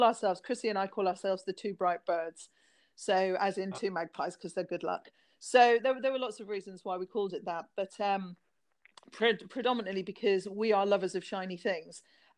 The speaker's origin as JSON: {"language": "English", "country": "Ireland", "tie": "born or raised there", "also_born_or_lived": "London", "moved": "as an adult", "lives_now": "Isle of Wight, United Kingdom", "said": "I was brought up in Ireland, so it's okay. Very similar. It's a very similar community, small communities, everybody knowing everybody else"}